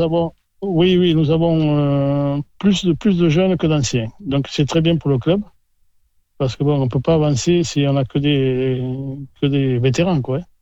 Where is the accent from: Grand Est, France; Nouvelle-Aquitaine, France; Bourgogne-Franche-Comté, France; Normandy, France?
Nouvelle-Aquitaine, France; Blasimon; also born or lived in Landes; Je suis blasimouné de, de souche.